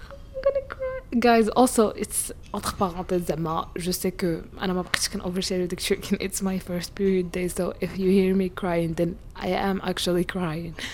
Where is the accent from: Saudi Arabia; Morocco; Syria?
Morocco